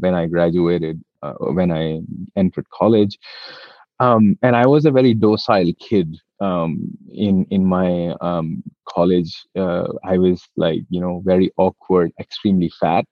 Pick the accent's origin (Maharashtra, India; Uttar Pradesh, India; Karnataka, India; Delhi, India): Delhi, India; I've born and brought up in Delhi, and there is a lot of Delhi ness in me